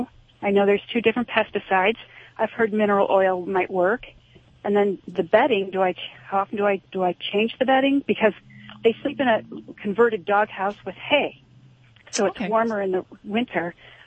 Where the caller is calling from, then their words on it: Driftwood, Texas, United States; I'm actually calling from Driftwood, Texas.